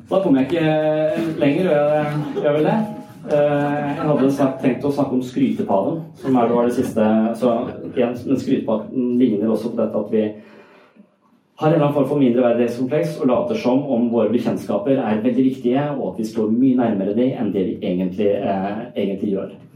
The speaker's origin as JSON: {"language": "Norwegian", "area": "Sørlandet", "region": "Southern Norway", "country": "Norway", "said": "Jeg er fra Sørlandet."}